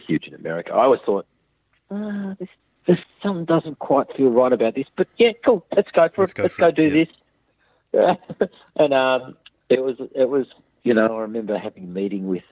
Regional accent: Australia; I'm just an Aussie bloke

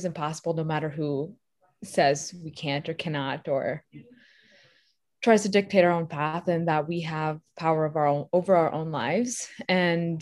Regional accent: Minnesota, United States; I'm from Minnesota as well

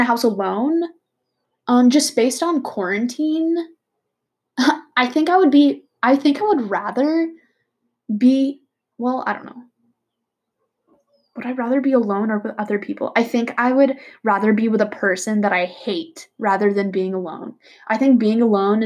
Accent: Bay Area, California, United States; Bay Area, California

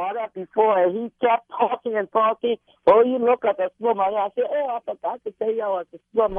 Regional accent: Liberia; I'm from Liberia.

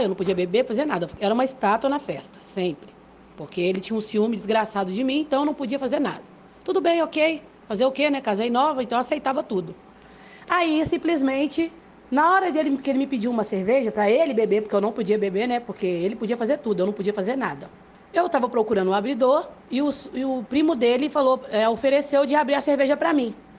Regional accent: Belo Horizonte, Minas Gerais, Brazil; now in Rio de Janeiro, Brazil; sou nascida em Belo Horizonte, tenho 37 anos, atualmente eu moro no Rio de Janeiro

